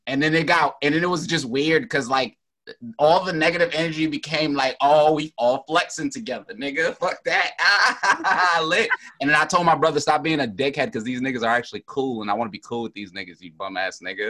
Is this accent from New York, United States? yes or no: yes; New York City, New York, United States; I'm from Brooklyn